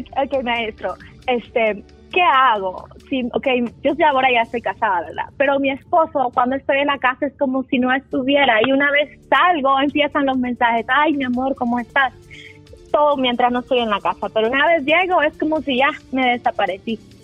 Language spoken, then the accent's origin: Spanish; El Salvador; yo soy, curiosamente del Salvador